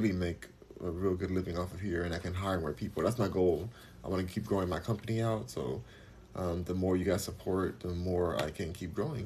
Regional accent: Los Angeles, California, United States; now in Houston, United States; I'm from Los Angeles, and I'm in Houston right now.

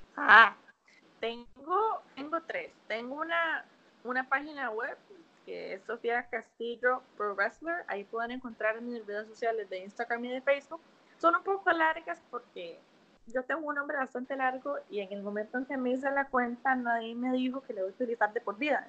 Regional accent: Costa Rica; moved away as an adult; now in United States; por ser criada en una cultura tan bonita

